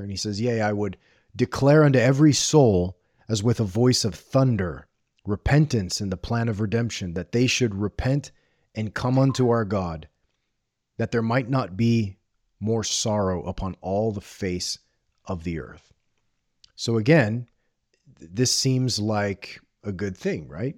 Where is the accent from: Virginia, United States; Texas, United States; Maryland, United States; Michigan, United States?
Texas, United States; Corpus Christi; I grew up on the Gulf Coast of Southern Texas in the eighties and nineties